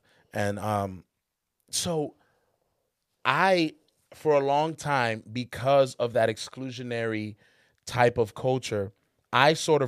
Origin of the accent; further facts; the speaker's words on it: Charlotte, North Carolina, United States; I grew up in Charlotte, North Carolina.